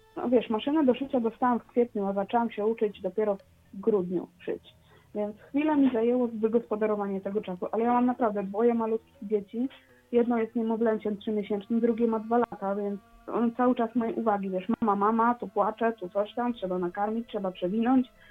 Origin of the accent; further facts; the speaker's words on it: Poland; accent: Polish; czuję się takim polskim, wiesz, y, potato, że mam akcent jakiś do dupy